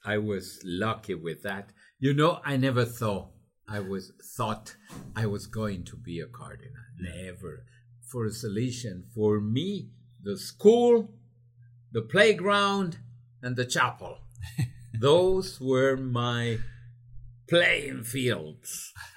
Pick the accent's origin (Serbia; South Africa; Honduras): Honduras; English is a second language; I learned to fly when I was 14 in a clandestine way in an aero club of Honduras